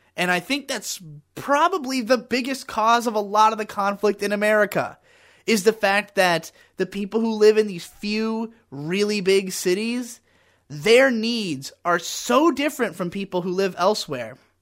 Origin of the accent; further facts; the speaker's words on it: United States; I am as thoroughly American and white as you can possibly be